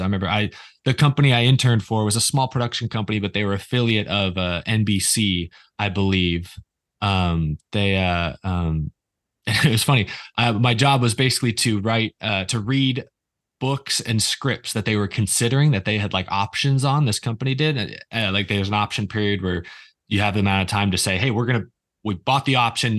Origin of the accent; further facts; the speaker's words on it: Houston, Texas, United States; I grew up in Houston